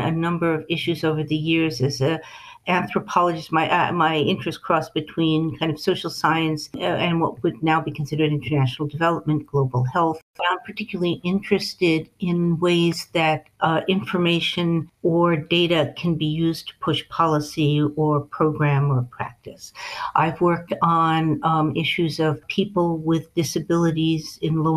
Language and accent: English; New England, United States; I'm from New England